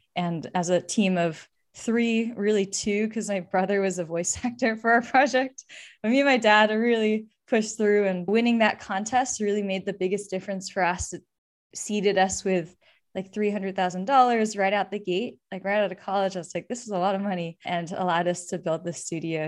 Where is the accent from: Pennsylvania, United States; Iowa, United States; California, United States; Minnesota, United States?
California, United States; Bay Area; I grew up in the Bay Area